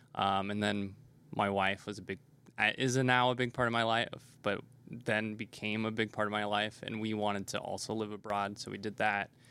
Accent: Nebraska, United States; moved away as an adult; also born or lived in South Korea / Taiwan / Washington D.C.; so I was born in Nebraska, and growing up, I never left.

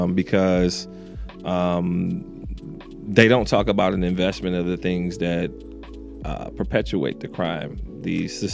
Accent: Detroit, Michigan, United States; I'm from the East Side, Sixth and Gratiot.

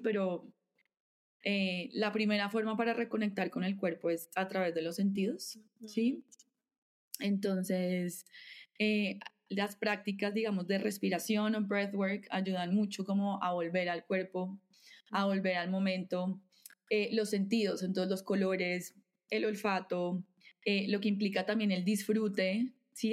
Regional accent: Bogotá, Colombia; Nací nací, vivo aquí en Bogotá

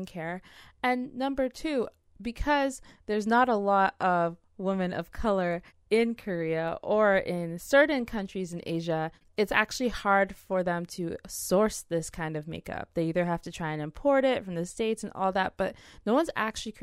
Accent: Nigeria; I'm Nigerian

